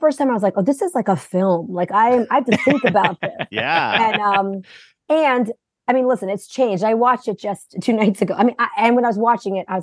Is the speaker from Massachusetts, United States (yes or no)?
yes; Massachusetts, United States; I grew up in Massachusetts all alone